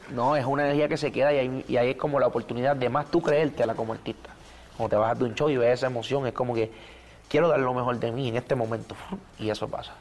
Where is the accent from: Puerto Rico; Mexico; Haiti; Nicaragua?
Puerto Rico; soy bien cultural de Puerto Rico